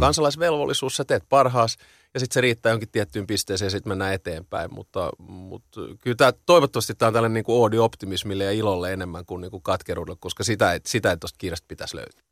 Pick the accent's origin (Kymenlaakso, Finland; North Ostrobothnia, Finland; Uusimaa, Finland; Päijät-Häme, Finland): Uusimaa, Finland; Helsinki; mä oon ihan kaksikielinen, varttunut betoni kerrostalossa tuon Lövös Lehtisaaressa